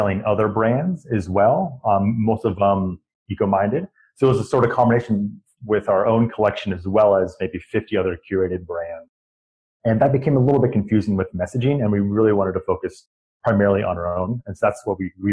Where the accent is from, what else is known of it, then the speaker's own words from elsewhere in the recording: east of Sacramento, California, United States; Growing up sort of east of Sacramento, we grew up on just the foothills towards Lake Tahoe